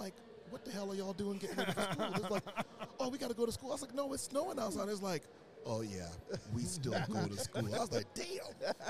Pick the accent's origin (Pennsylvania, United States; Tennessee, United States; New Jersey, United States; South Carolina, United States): South Carolina, United States; Summerville; moved away as an adult; now in Michigan, United States; Originally, I am from Somerville, South Carolina, which is about 15 miles outside of Charleston, South Carolina. So, grew up in the South.